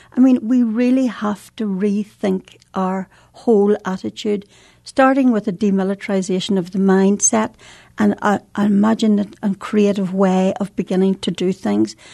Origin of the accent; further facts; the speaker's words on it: Northern Ireland, United Kingdom; in Northern Ireland, we have, um, uh, two different traditions almost